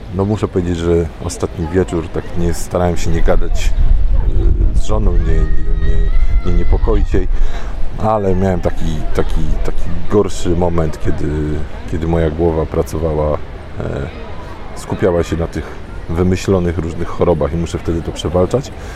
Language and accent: Polish; Poland; powiedziałem, że z Polski